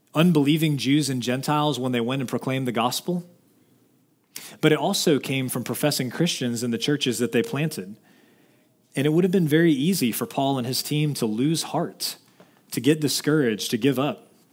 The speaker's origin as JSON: {"language": "English", "town": "Dallas", "region": "Texas", "country": "United States", "said": "I'm from Dallas"}